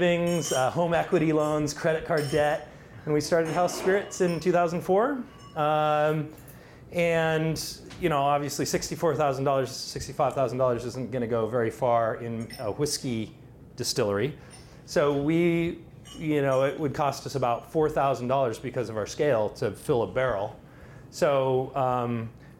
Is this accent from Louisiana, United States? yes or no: no; Seattle, Washington, United States; I grew up in Seattle